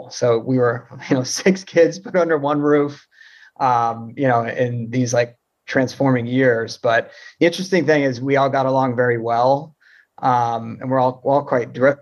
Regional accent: Florida, United States; growing up in Florida, you play baseball.

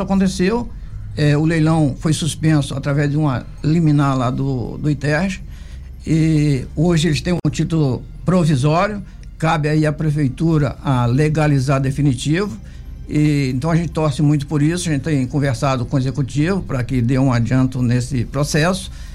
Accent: Angra dos Reis, Rio de Janeiro, Brazil; Sou nascido lá no Ariró e tenho muito orgulho de ser angrense

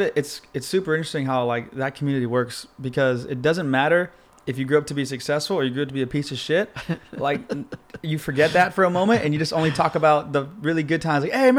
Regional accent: La Habra, California, United States; I'm from La Habra.

